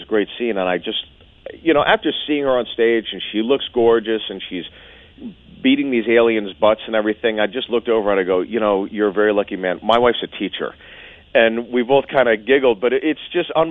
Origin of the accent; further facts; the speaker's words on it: Pittsburgh, Pennsylvania, United States; I'm from Pittsburgh.